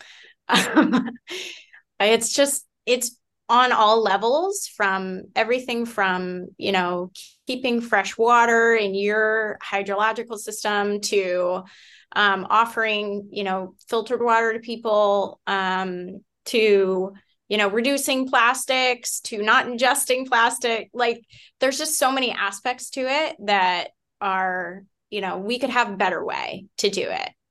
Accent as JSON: {"language": "English", "town": "Concord", "region": "Massachusetts", "country": "United States", "tie": "born or raised there", "said": "I grew up in the Boston area"}